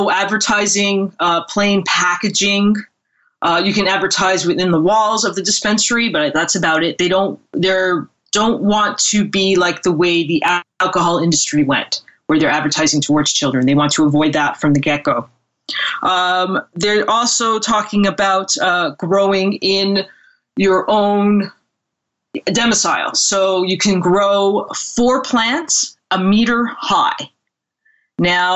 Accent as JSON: {"language": "English", "region": "Ontario", "country": "Canada", "also_born_or_lived": "California", "moved": "yes", "lives_now": "British Columbia, Canada", "said": "I'm actually from Ontario. I'm in Ontario right now, but I'm living out in BC at the moment."}